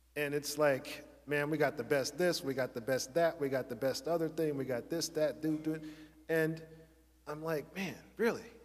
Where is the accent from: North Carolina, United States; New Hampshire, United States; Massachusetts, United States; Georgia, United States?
North Carolina, United States; Charlotte; I grew up in Charlotte, North Carolina